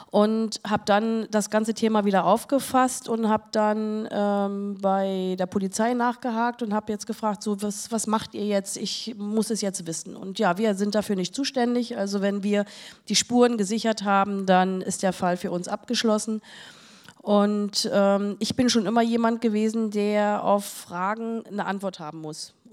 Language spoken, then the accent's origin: German; Berlin, Germany; Da habe ich äh, als Berliner äh, jemand gesucht, der sowas macht.